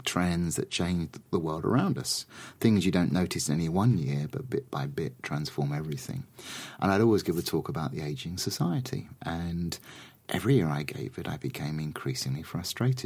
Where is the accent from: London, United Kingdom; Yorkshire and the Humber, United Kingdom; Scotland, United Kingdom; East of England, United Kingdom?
London, United Kingdom; I'm a Londoner.